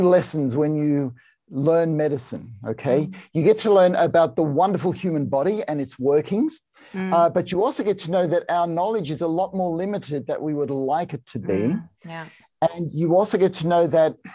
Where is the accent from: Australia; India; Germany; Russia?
Australia; I'm a psychiatrist and I'm Australian